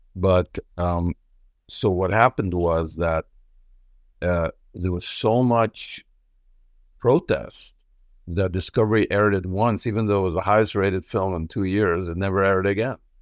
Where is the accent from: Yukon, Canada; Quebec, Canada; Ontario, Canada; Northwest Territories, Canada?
Quebec, Canada; Montreal; also born or lived in Israel; I was born in Israel. I grew up in Montreal.